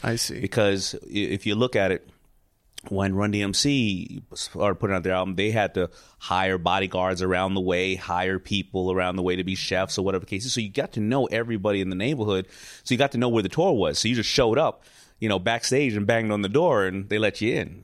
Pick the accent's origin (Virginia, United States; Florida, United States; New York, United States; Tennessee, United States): New York, United States; New York City; I grew up in New York City